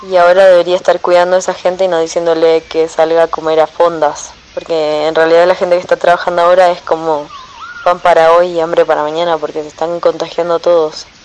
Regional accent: Argentina; now in Mexico; tengo 29 años y soy artista. Eh, yo soy argentina

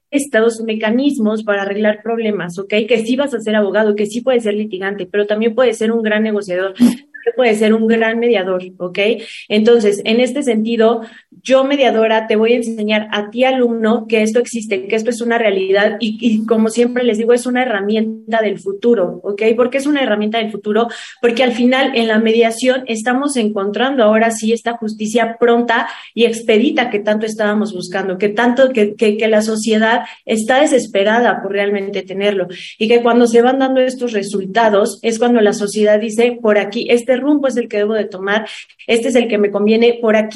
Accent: Mexico; que nos caracteriza, que somos los mexicanos

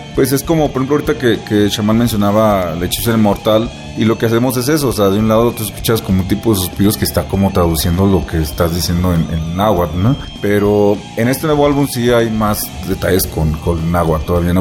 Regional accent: Mexico; somos mexicanos

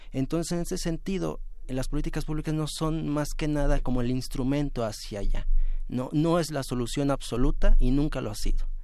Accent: Mexico City, Mexico; Yo soy de Iztapalapa, eh, vivo más de 13 años ahí

